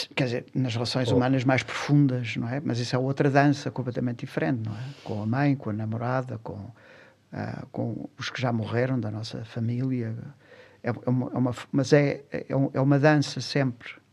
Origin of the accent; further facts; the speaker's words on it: Lisbon, Portugal; nasci numa, numa rua, numa, eh, na fre, numa freguesia de Alcântara, próximo ali da Junqueira